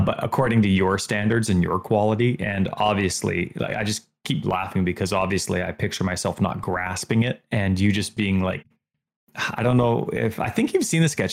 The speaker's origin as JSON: {"language": "English", "country": "Canada", "said": "I'm third generation Canadian"}